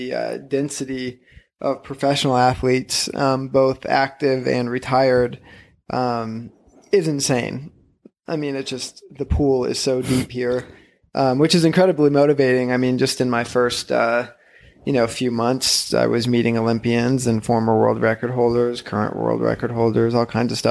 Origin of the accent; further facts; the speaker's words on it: Indiana, United States; moved away as an adult; now in Boulder, United States; I come from Indiana. And I was a runner in Indiana, obviously.